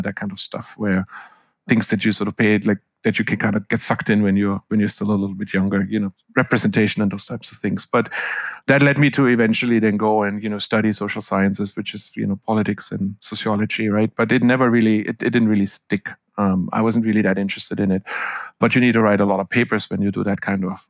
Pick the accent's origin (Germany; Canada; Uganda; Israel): Germany; moved away as an adult; also born or lived in Seattle / Florida; now in United States; I am originally from Germany, grew up in Germany, went to school in Germany, went to university in Germany, and came over to the US for the first time as an intern in late 1998